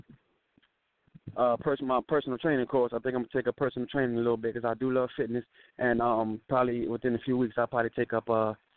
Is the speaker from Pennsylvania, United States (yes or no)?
no; Miami, Florida, United States; also born or lived in California; now in Atlanta, United States; I grew up in Florida, so you know, us Floridians